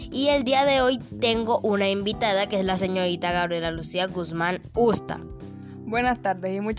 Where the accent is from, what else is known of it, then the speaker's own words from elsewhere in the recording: Cartagena, Bolívar, Colombia; Yo soy de Cartagena.